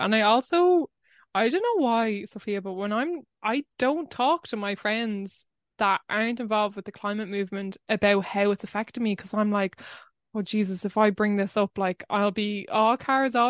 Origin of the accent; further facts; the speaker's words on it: Wexford, Leinster, Ireland; I grew up in Wexford, but I was very close to this place called Greig na Mana